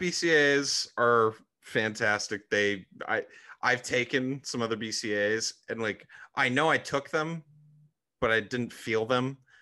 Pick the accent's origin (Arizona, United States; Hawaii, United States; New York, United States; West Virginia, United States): Arizona, United States; growing up in Arizona obviously don't have any beaches there